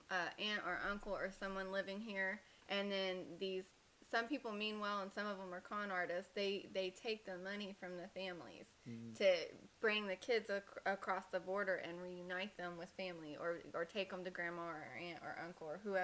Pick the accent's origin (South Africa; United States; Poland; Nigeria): United States